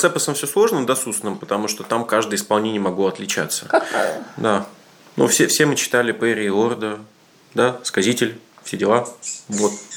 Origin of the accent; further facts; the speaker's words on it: Siberia, Russia; как любой приличный сибиряк